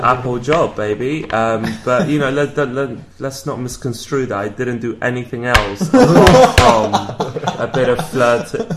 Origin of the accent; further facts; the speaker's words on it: London, United Kingdom; accent: British; I'm from London